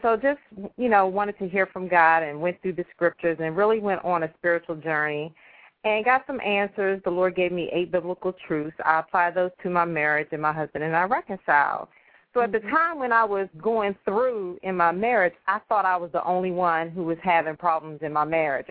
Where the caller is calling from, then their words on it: Maryland, United States; I'm calling from home in Maryland